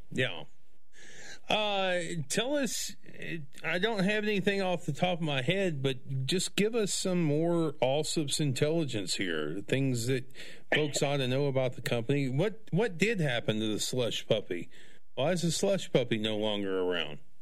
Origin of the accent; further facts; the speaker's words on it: Abernathy, Texas, United States; I was raised in Abernathy, 2,904 people